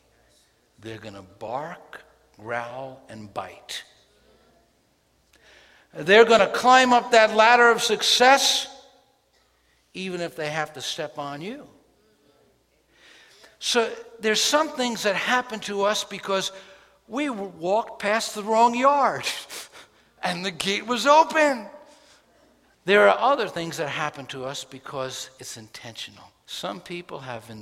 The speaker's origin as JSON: {"language": "English", "town": "New York City", "region": "New York", "country": "United States", "tie": "born or raised there"}